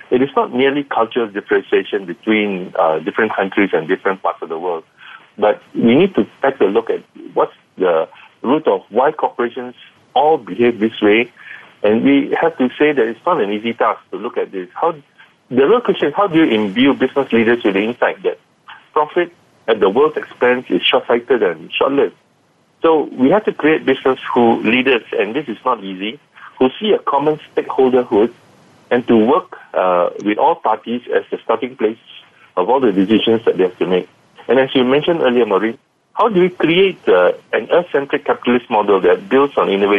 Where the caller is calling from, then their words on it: Kuala Lumpur, Malaysia; I'm calling in from Kuala Lumpur, Malaysia.